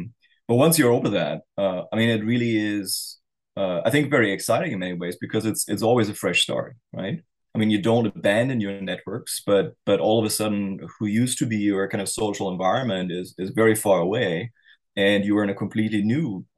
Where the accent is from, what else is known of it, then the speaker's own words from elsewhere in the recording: East Germany, Germany; born there; English is a second language; I was born in East Germany before the wall came down.